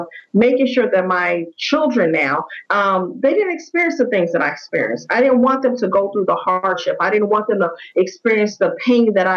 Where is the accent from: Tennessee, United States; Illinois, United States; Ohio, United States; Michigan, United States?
Illinois, United States; Chicago; I am from Chicago, Illinois, born and raised.